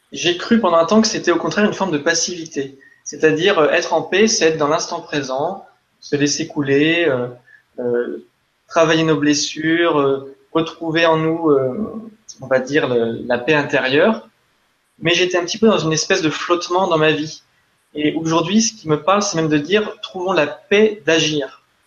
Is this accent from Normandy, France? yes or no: yes; Normandy, France; je suis originaire de Normandie